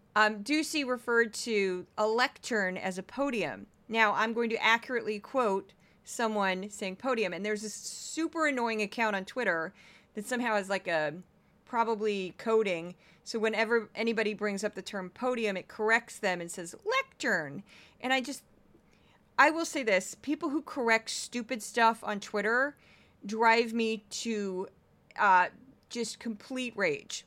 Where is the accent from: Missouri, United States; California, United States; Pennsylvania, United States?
Missouri, United States; St. Louis; moved away; I'm from Saint Louis," which has a different accent